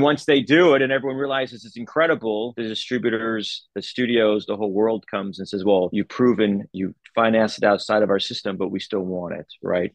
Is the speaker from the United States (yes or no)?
yes; Los Angeles, California, United States; I grew up in LA, but there was no one in my family in the entertainment business.